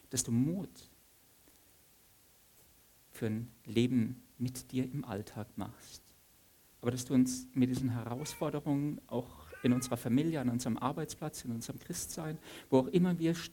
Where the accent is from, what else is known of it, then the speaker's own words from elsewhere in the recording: Saarland, Germany; also born or lived in Stuttgart; Ich bin ähm, als in Stuttgart gebürtiger Saarländer schon sehr eingeschüchtert, im preußischen Potsdam zu sein.